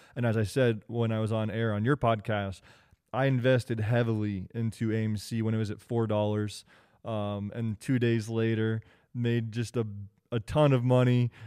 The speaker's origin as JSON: {"language": "English", "region": "Kansas", "country": "United States", "tie": "born or raised there", "moved": "yes", "said": "I'm from Kansas originally. That's where I grew up, born and raised."}